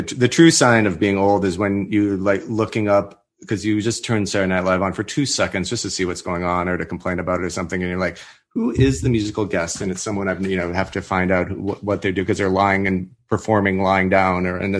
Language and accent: English; Minnesota, United States; I'm from Minnesota.